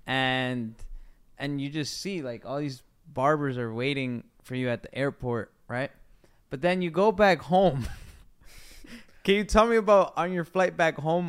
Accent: Waterbury, Connecticut, United States; I come from Connecticut, from Waterbury, Connecticut.

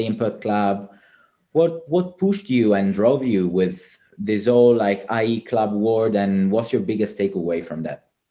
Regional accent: Palermo, Sicily, Italy; moved away; palermo my my hometown

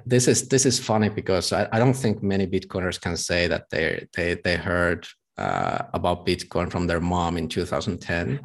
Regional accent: Tampere, Pirkanmaa, Finland; my hometown in Tampere.

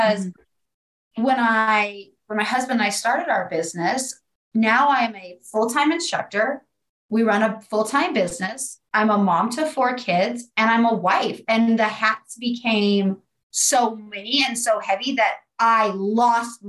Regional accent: Southeast Colorado, United States; I'm from Colorado. I am from Southeast Colorado

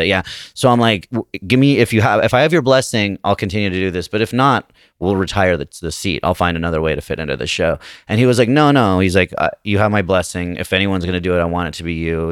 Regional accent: Salt Lake City, Utah, United States; moved away as an adult; now in Los Angeles, United States; I'm from Salt Lake City

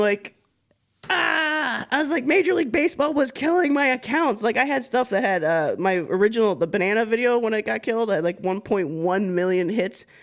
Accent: Florida, United States; I'm a woman from Florida.

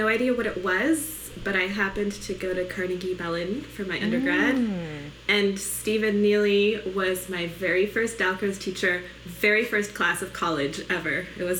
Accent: Poland; born there

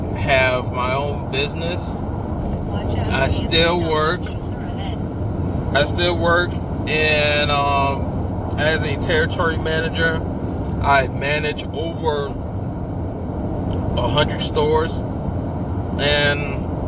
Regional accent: New Orleans, Louisiana, United States; I'm actually originated from New Orleans

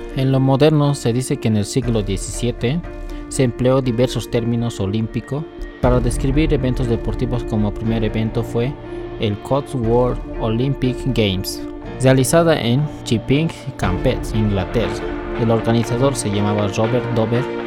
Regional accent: Bolivia; mi país, Bolivia

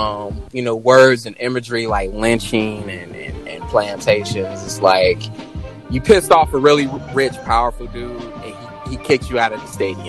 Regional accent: Chicago, Illinois, United States; I'm from Roseland.

